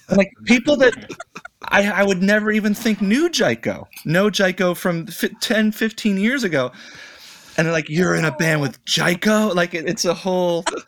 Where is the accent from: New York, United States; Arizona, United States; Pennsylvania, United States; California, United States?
New York, United States; Rochester; now in New York City, United States; I'm from Rochester, New York, which is western in the state, and it's it's more midwestern than it is the city